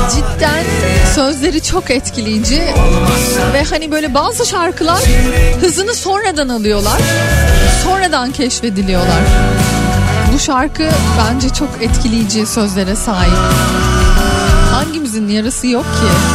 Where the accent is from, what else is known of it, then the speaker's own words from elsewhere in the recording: Yeşilköy, Istanbul, Turkey; benim hani böyle lise yıllarımın en çok geçtiği yerdir Yeşilköy